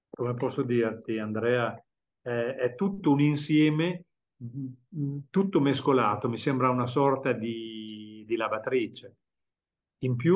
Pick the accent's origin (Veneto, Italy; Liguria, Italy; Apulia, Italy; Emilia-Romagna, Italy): Emilia-Romagna, Italy; Bologna; Fabio è catanese e io sono bolognese, quindi facciamo questi viaggi da Catania ad Alicante in macchina.